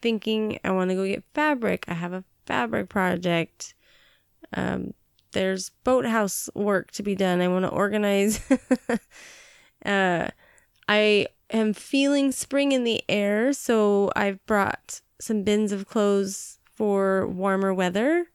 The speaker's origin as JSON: {"language": "English", "region": "Montana", "country": "United States", "tie": "born or raised there", "also_born_or_lived": "Billings, Montana", "moved": "yes", "lives_now": "Washington, United States", "said": "I grew up in Montana"}